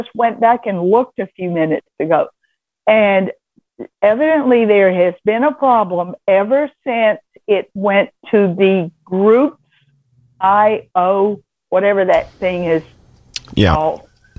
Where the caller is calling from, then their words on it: Vestavia, Alabama, United States; I am from a place no one has heard of unless they live here. I live in Vestavia, Alabama.